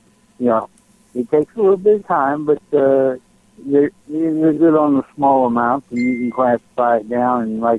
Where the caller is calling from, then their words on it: Texas, United States; Hey, Jim. It's … from Texas.